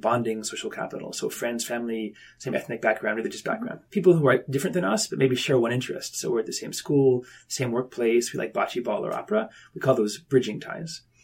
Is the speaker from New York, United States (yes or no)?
yes; Ithaca, New York, United States; moved away; also born or lived in Tokyo, Japan; I was born up in Ithaca, New York